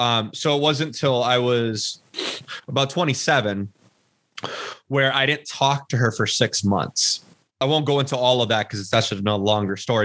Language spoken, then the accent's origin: English; Los Angeles, California, United States; I was born and raised here in Los Angeles, California